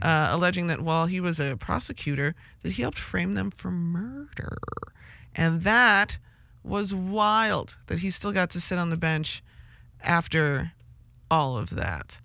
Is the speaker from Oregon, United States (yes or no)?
no; Chicago, Illinois, United States; as like a Chicagoan or an Illinoisan or even a Midwesterner